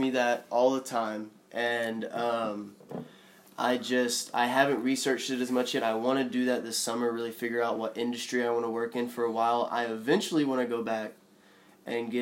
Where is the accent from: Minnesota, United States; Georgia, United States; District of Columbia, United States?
Georgia, United States; Zebulon; I grew up in about an hour south of Atlanta, a little town called Zebulon